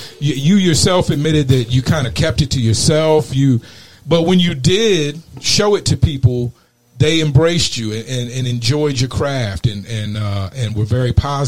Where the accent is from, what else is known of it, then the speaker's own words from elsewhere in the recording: the South, United States; moved away as an adult; also born or lived in East Coast; now in Arizona, United States; I was raised in the South, you know, in the beautiful American landscape.